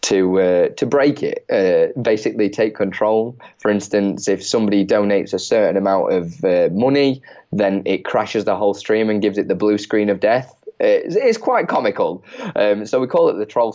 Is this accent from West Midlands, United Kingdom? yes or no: no; Chesterfield, East Midlands, United Kingdom; I'm from Chesterfield originally in the UK